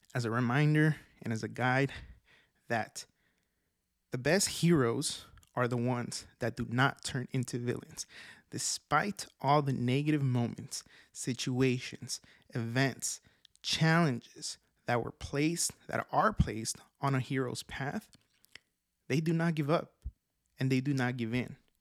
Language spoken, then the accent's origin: English; Oaxaca, Mexico; I was born in Mexico, Oaxaca, Mexico